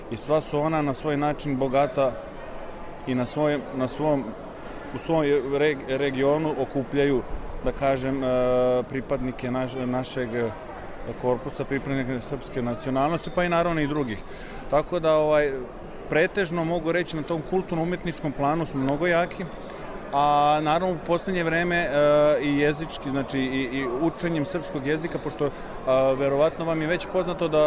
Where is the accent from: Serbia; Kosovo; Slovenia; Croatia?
Slovenia; also born or lived in Koper; ja sam rođen u Sloveniji. Ja sam, tako reći, ta prva generacija